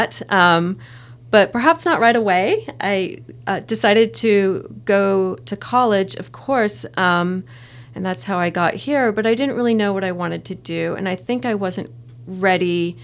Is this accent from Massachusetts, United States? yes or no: no; San Francisco Bay Area, Northern California, United States; moved away; I'm a native Californian, but I grew up on the other side of the state from in Northern California. I'm from the San Francisco Bay Area